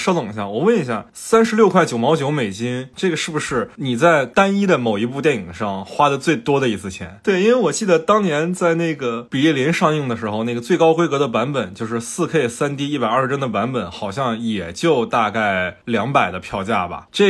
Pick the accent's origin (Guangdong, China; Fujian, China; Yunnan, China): Fujian, China; 我是福建人嘛